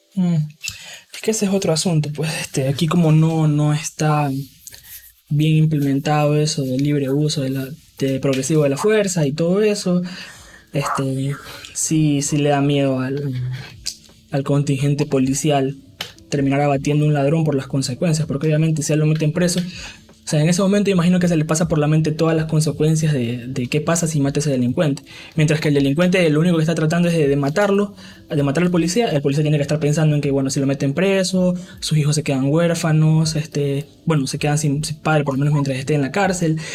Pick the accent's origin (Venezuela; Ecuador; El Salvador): Ecuador; vivir aquí en mi país